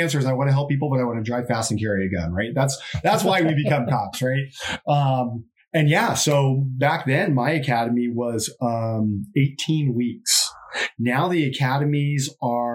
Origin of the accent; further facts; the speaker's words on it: San Diego, California, United States; I grew up in East San Diego